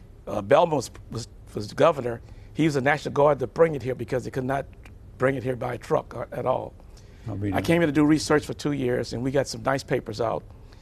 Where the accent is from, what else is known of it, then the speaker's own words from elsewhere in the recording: New Orleans, Louisiana, United States; moved away; I was born in New Orleans and grew up in housing projects. I was one of the oldest of seven children in New Orleans.